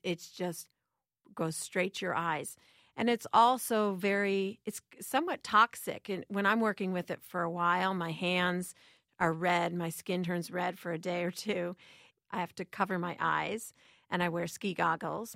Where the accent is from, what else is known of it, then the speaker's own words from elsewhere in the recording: Chicago, Illinois, United States; I grew up in Chicago